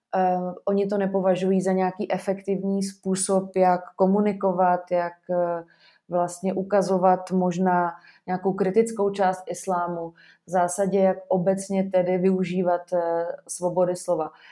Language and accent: Czech; Czechia; my jako Češi